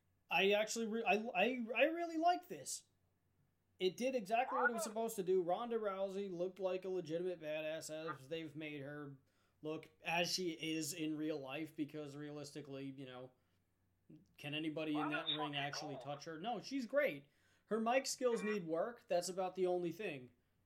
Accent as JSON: {"language": "English", "region": "Ohio", "country": "United States", "said": "I'm also from Ohio, where we figure out that we can do really, really, really weird things."}